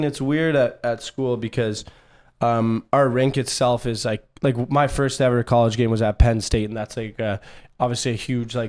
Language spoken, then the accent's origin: English; Canada; accent: Canadian; moved away as an adult; also born or lived in Princeton, United States; growing up in Canada